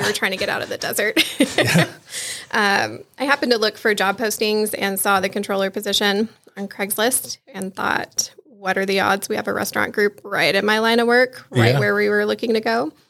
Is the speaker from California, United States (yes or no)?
yes; Joshua Tree, California, United States; moved away; also born or lived in San Diego, California; I was born in San Diego, California. Moved to Joshua Tree when I was 8. Did all my elementary, high school and such there.